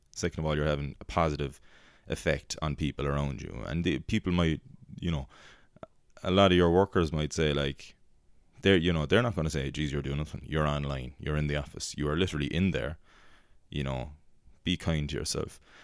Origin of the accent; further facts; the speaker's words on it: Ireland; also born or lived in United States; as Irish people were a cynical race